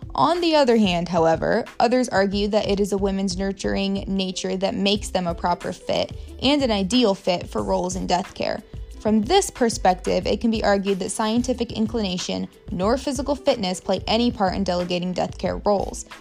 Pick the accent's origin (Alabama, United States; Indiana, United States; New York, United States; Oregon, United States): Indiana, United States; Warsaw; also born or lived in Muncie, Indiana; My hometown is Warsaw, Indiana, which is basically directly between Fort Wayne and South Bend